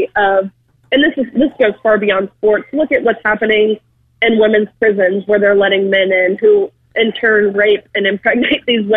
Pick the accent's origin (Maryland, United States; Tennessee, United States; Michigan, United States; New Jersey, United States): Tennessee, United States; I'm actually from Tennessee, and so I feel like this state was kind of my safe bubble